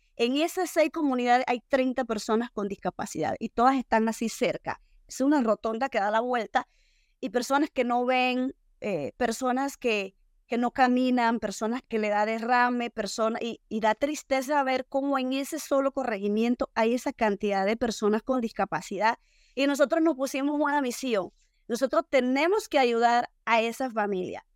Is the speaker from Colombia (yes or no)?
no; Ocú, Herrera, Panama; moved away as an adult; also born or lived in Bocas del Toro / Colón; now in Cañazas, Panama; vengo de un campo de Ocu muy, muy bonito y mis padres campesinos eh, vivimos en una pobreza extrema durante los primeros 10 años de mi vida